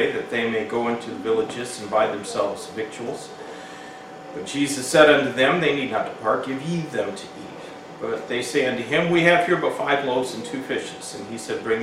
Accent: Hamilton, Michigan, United States; the house that I grew up in Hamilton, Michigan, it was actually Overijssel Township

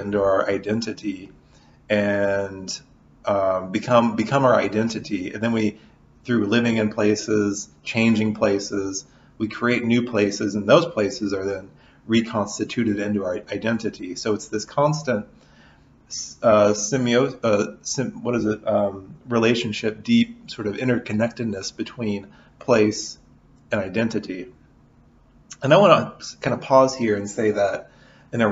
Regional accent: Southern Illinois, United States; also born or lived in Kentucky; now in Lawrence, United States; I'm from Southern Illinois originally

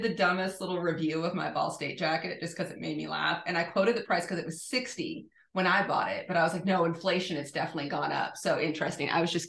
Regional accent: Knoxville, Tennessee, United States; moved away; I'm from East Tennessee and I got started running there

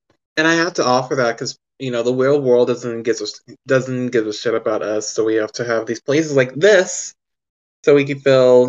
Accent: Texas, United States; I'm from Texas, and you know, here there's not a lot of musicians. At least where I live, there's not a lot of them.

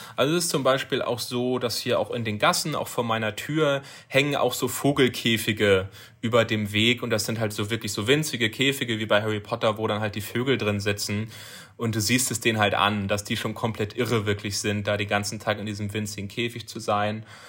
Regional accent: Germany; bei uns in Deutschland

